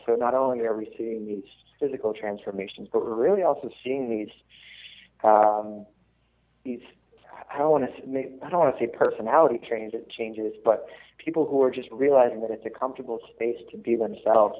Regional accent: Massachusetts, United States; moved away as an adult; now in Baltimore, United States; I'm originally from Massachusetts

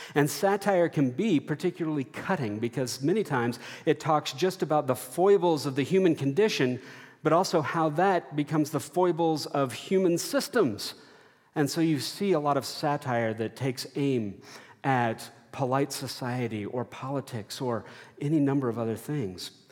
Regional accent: Texas, United States; growing up in Texas

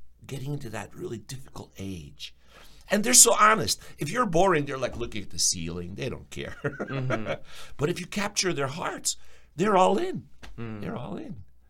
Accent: New Jersey, United States; first language Ukrainian; English is a second language; moved away as an adult; also born or lived in Charlotte, North Carolina / Union, New Jersey; now in Ozark, United States; we lived in New Jersey where I was born

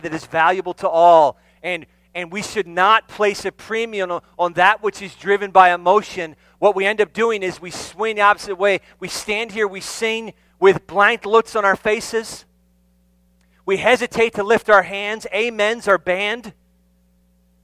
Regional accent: New Jersey, United States; moved away; I'm from New Jersey

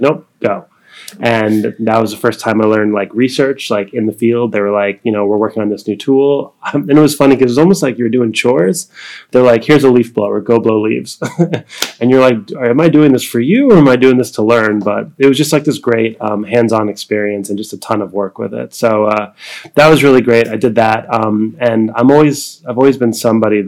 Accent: New York, United States; I am from New York originally

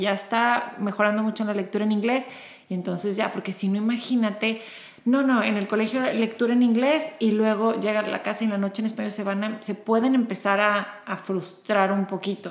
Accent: Monterrey, Nuevo León, Mexico; moved away as an adult; now in Houston, United States; Yo nací en Monterrey, México

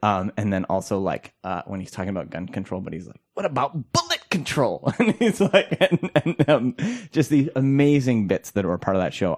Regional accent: Minnesota, United States; as a Minnesotan

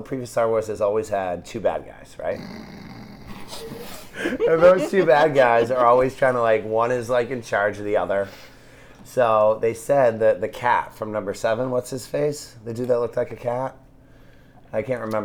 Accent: Boston, Massachusetts, United States; I'm from Boston

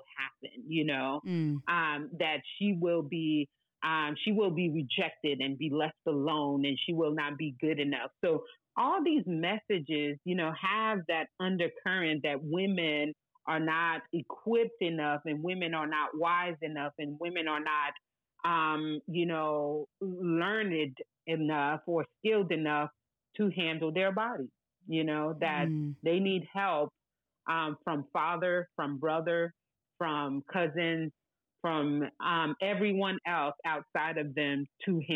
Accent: New Jersey, United States; also born or lived in Haiti; hailing from Haiti, grew up in New Jersey

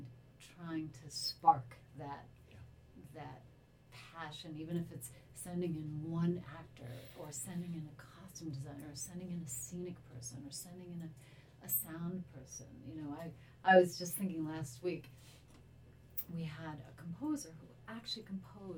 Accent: Cleveland, Ohio, United States; I grew up in Cleveland

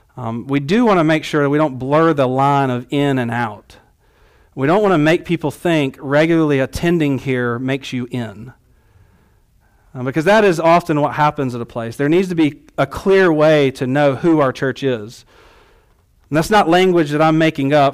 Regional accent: the South, United States; growing up in the South

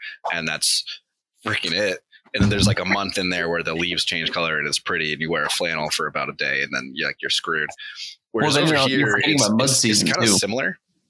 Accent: Connecticut, United States; I grew up in Connecticut and I never had training wheels.

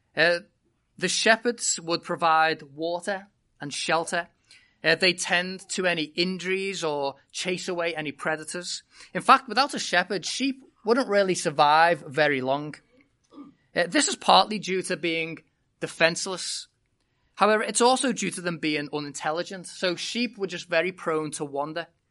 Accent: United Kingdom; moved away as an adult; I was born and bred in Britain

